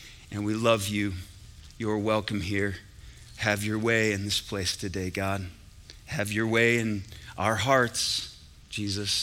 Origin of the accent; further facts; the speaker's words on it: Syracuse, New York, United States; I was in the Carrier Dome in Syracuse, New York. That's where I grew up, New York